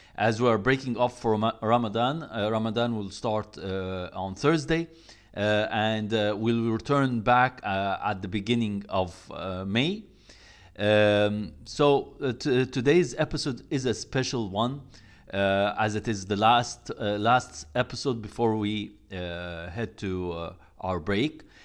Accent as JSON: {"language": "English", "country": "Egypt", "said": "I come from Egypt"}